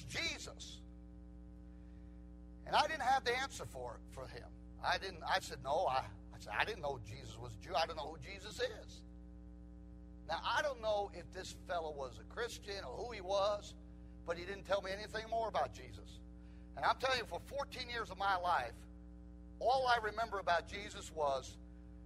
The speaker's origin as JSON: {"language": "English", "country": "United States", "also_born_or_lived": "Israel / Korea", "said": "I'm American. I always felt I was an American first"}